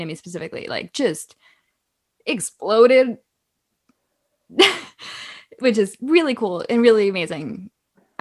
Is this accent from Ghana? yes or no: no; Canada; I am Canadian